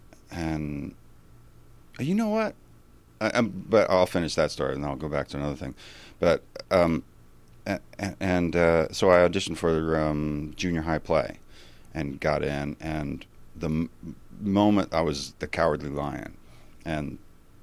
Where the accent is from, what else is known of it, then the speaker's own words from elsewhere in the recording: North Carolina, United States; moved away as an adult; also born or lived in Connecticut / Seattle; I was born in Connecticut. I grew up there for a while, and then my father was transferred down to North Carolina, and then I grew up in North Carolina